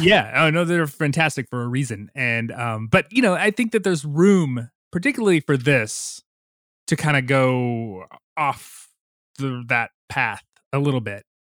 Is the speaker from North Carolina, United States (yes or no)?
yes; North Carolina, United States; my home state of North Carolina